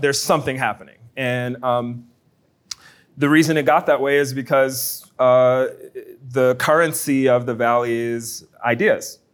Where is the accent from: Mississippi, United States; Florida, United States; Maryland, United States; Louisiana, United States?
Louisiana, United States; New Orleans; now in Baton Rouge, United States; I'm from New Orleans